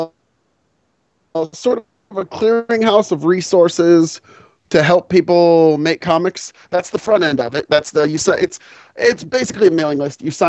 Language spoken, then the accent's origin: English; Boston, Massachusetts, United States; it's my hometown show